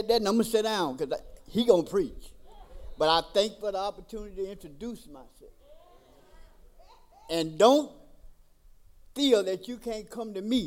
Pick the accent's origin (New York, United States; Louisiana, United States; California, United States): Louisiana, United States; Tallulah; moved away as an adult; also born or lived in Mississippi; I'm originally born and raised in Tallulah, Louisiana. When I got out of the military, I moved to Mississippi